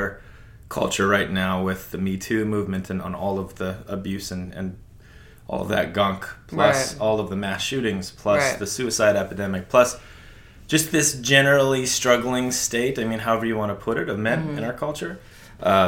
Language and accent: English; North Dakota, United States; also born or lived in New York City; now in Montana, United States; I grew up in North Dakota